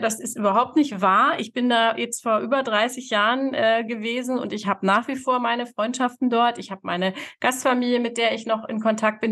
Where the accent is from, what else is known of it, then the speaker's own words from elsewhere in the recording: Hanover, Lower Saxony, Germany; moved away; also born or lived in Texas, United States; Ich bin in Hannover groß geworden, in der Stadt